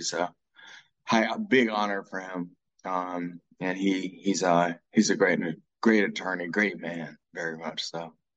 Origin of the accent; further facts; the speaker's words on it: Dayton, Ohio, United States; I was born in Dayton, Ohio